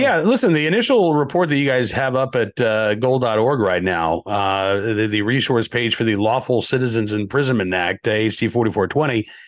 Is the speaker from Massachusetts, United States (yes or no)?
yes; Massachusetts, United States; moved away; I was born in the state of Massachusetts